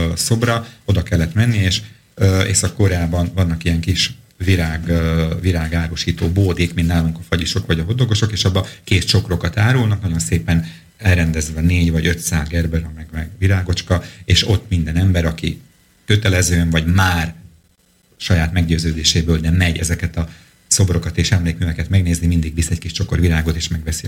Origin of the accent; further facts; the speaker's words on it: Slovakia; egy kis szlovákiai magyarként